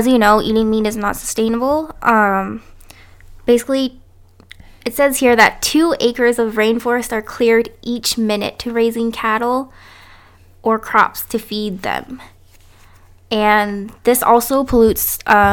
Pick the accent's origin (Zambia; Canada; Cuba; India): Canada; also born or lived in United States